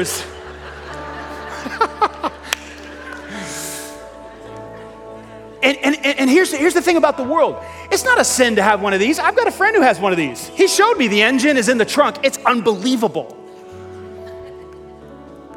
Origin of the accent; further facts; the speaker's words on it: New York City, New York, United States; I grew up in Staten Island. Staten Island, New York is infamous for the dump.